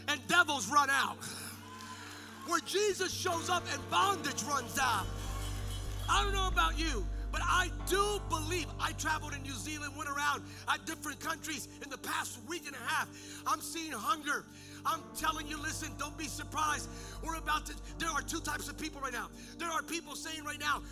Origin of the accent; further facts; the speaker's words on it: Bethlehem, Pennsylvania, United States; moved away; I'm from Pennsylvania originally, and I grew up as a nerd in this little house in a little community